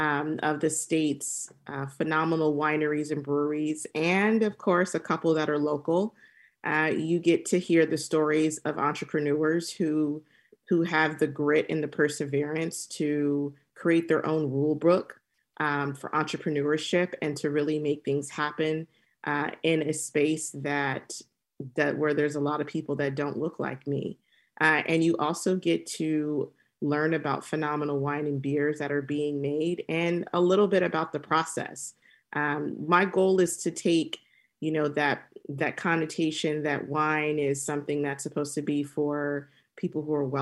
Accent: Temecula, California, United States; I grew up in Temecula, and through my exploration of traveling and in my professional journey, I've been drinking a lot of wine.

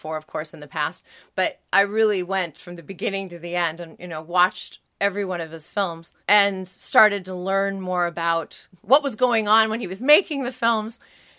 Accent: San Diego, California, United States; I grew up here in San Diego. I went to UCSD.

